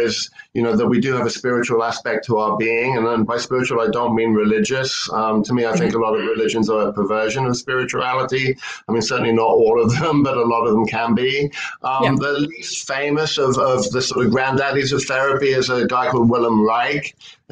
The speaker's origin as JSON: {"language": "English", "region": "London", "country": "United Kingdom", "tie": "born or raised there", "moved": "as an adult", "lives_now": "San Francisco, United States", "said": "back in England, where I grew up in London"}